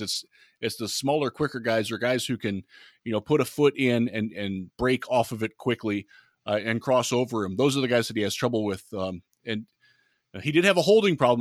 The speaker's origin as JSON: {"language": "English", "town": "Cleveland", "region": "Ohio", "country": "United States", "tie": "born or raised there", "said": "I grew up in Cleveland as a Lions fan"}